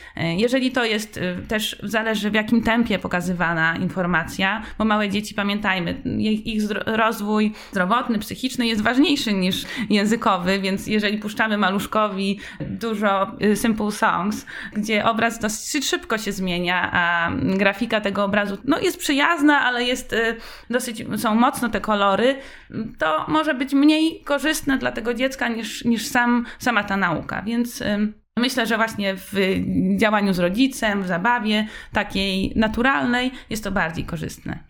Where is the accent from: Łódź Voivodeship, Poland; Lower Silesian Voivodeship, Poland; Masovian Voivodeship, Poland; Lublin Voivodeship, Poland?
Lower Silesian Voivodeship, Poland; Wrocław; now in Warsaw, Poland; pochodzę z Wrocławia